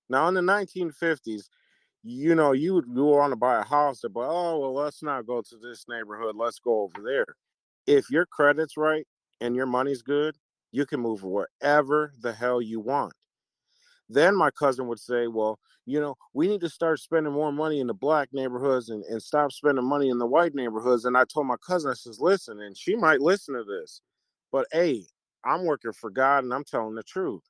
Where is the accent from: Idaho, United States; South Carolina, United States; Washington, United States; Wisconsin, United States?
Wisconsin, United States; Milwaukee; moved away; I'm originally from Milwaukee